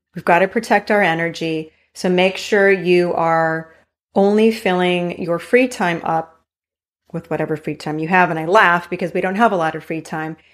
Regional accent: Hawaii, United States; moved away; growing up in Hawaii

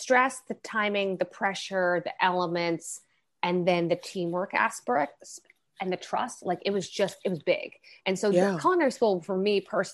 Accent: Long Island, New York, United States; I grew up mostly in Long Island, which is a suburb

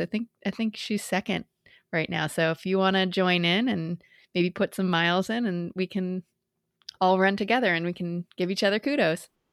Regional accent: Lowell, Massachusetts, United States; I grew up in Massachusetts

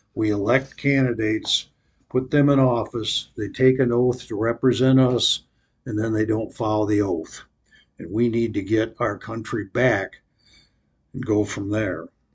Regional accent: United States; I grew up in America, loved America, but America's changed

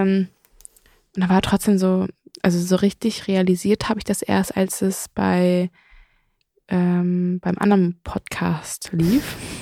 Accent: Elmshorn, Schleswig-Holstein, Germany; bei uns in Emshorn gibt es eher Moor

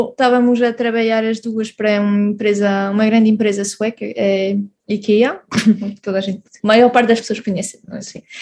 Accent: Grand Est, France; moved away as an adult; also born or lived in Portugal; now in Switzerland; nasci em Portugal, mas vivi quase a minha vida toda em França, cresci lá. Eh, na zona de Mulhouse-Strasbourg, que é na Alsácia. Depois vivi na Suíça também durante dois anos

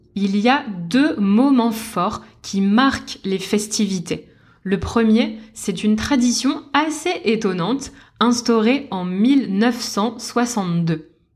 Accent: Lille, Hauts-de-France, France; Je suis née et j'ai grandi à Lille

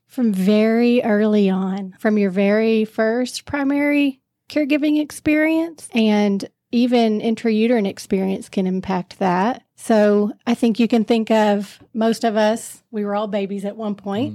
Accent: Knoxville, Tennessee, United States; moved away; I grew up in Knoxville, Tennessee

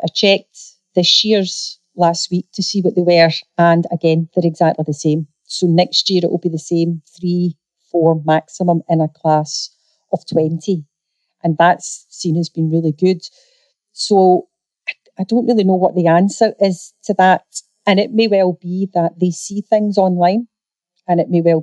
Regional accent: Scotland, United Kingdom; I'm a Scottish girl.

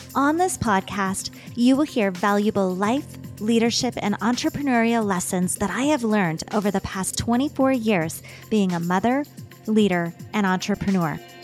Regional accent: Saskatchewan, Canada; I am a Canadian girl that was born and raised in Saskatchewan.

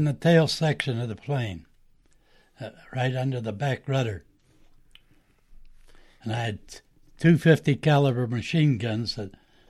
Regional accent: Pittsburgh, Pennsylvania, United States; also born or lived in Shaler, Pennsylvania; I grew up in Lawrenceville.

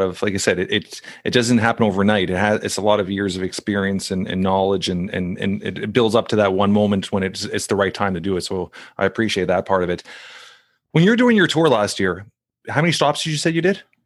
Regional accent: Toronto, Ontario, Canada; now in Brampton, Canada; That's where I grew up in Saint Clair on, uh, on, uh, Dufferin and Saint Clair.

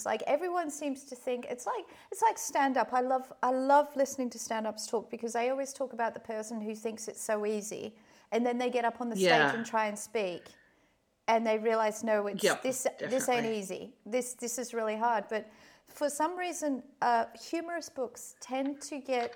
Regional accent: Perth, Western Australia, Australia; moved away; I haven't been back to Perth for a few years

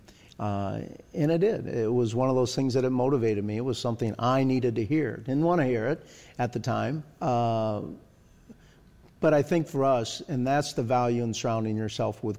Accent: Iowa, United States; the state that I'm from Iowa

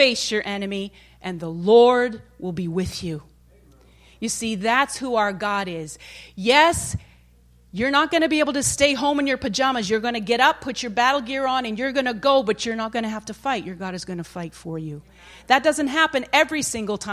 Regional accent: Maine, United States; I'm from Maine, and my dad and brothers used to hunt

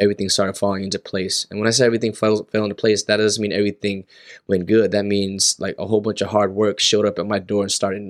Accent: Los Angeles, California, United States; I'm from LA, born and raised in SoCal

